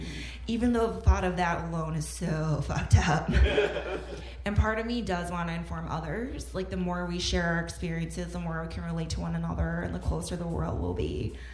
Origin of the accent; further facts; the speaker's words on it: Illinois, United States; as a female Korean-American born and raised in Chicagoland are unique to me, and they may or may not be close to what other Americans experienced.